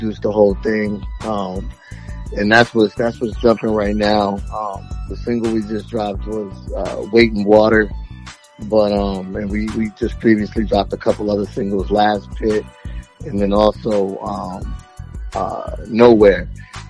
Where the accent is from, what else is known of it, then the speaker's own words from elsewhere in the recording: Orlando, Florida, United States; also born or lived in Queens, New York; I was born in Queens, but most of my formative years were here in Orlando